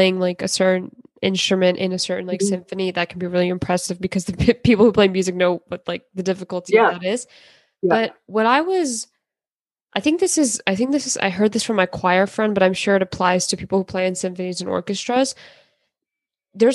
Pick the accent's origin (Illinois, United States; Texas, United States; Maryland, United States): Maryland, United States; I'm from Maryland